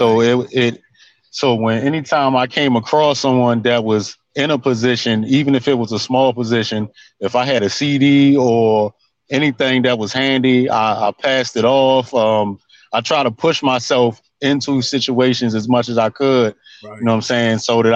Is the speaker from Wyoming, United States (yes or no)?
no; Baltimore, Maryland, United States; I was born in Baltimore City. Yeah. You know what I'm saying? Over time, you know, I transitioned to the county, but I'm back in the city now